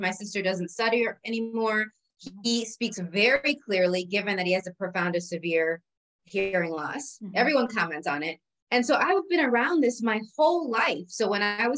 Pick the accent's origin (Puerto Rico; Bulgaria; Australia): Puerto Rico; I was born in Puerto Rico